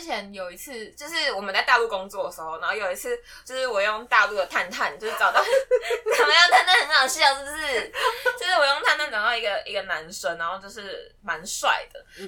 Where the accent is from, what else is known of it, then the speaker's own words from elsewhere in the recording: Taiwan; 我是台湾人